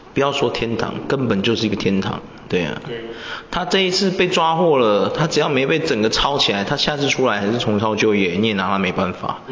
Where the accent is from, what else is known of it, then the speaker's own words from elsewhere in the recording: Taiwan; 我们台湾人